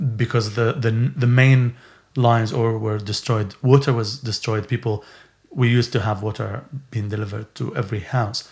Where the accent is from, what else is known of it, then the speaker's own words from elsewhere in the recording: Syria; now in Bedford, United Kingdom; when I was growing up in Syria